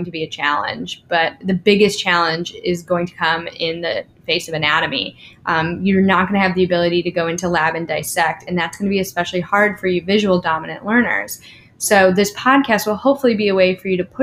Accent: Cleveland, Ohio, United States; now in Louisville, United States; I'm from Cleveland, Ohio.

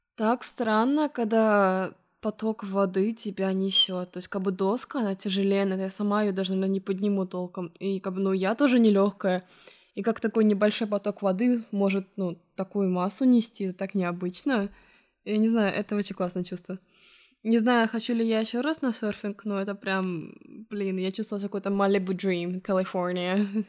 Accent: Estonia; moved away as an adult; now in Lisbon, Portugal; из Эстонии.

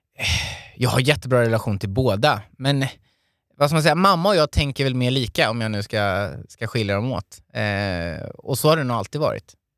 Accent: Hultsfred, Kalmar County, Sweden; now in Stockholm, Sweden; uppvuxen i Hultsfred, en liten ort i Småland

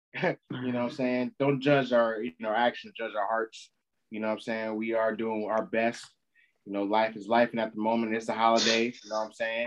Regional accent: United States; We're American

